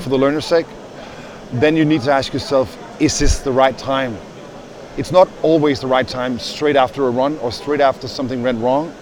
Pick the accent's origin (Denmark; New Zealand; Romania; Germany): Denmark; moved away; I'm from Denmark.